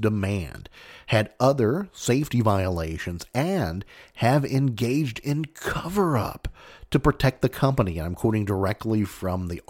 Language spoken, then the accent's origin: English; Mayfield, Kentucky, United States; this is right from my hometown